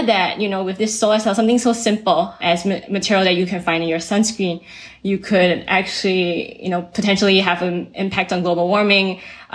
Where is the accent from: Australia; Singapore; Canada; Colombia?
Singapore; moved away as an adult; also born or lived in Austin, Texas / New York City / Bay Area; I was raised in Singapore